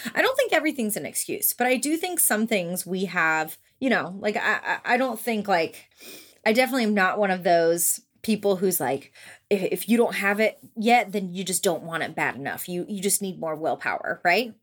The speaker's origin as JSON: {"language": "English", "town": "Orlando", "region": "Florida", "country": "United States", "moved": "yes", "lives_now": "Memphis, United States", "said": "I'm from Orlando, Florida"}